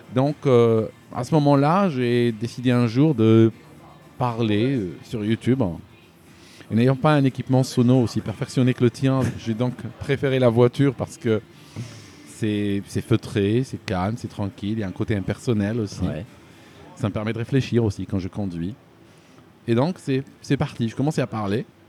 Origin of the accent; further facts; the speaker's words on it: Algeria; moved away as an adult; also born or lived in Switzerland; now in United Kingdom; je suis né, euh, je suis né en Algérie